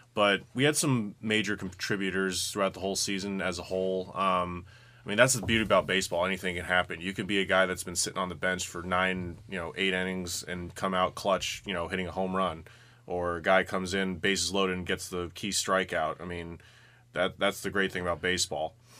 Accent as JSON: {"language": "English", "region": "West Coast", "country": "United States", "moved": "yes", "said": "I'm from the West Coast"}